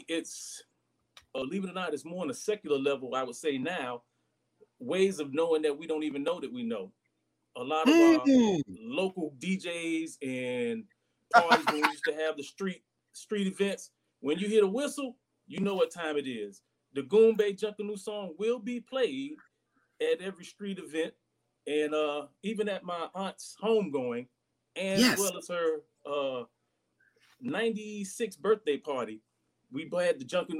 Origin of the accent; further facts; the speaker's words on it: Miami, Florida, United States; I am born and raised in Miami, one of those rare people.